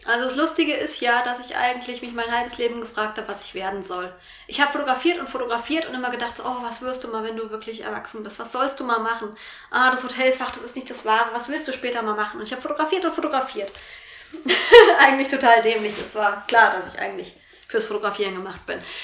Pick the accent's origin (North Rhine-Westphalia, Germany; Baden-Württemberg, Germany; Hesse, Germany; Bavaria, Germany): Hesse, Germany; Vogelsberg; also born or lived in Fulda area; now in Fulda, Germany; Ich komme ursprünglich aus dem Vogelsberg, wohne jetzt aber in einem kleinen Vorort von Fulda.